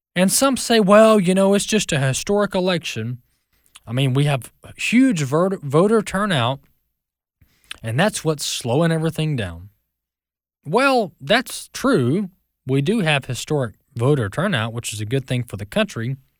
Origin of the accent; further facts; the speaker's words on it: Mississippi, United States; My home state, Mississippi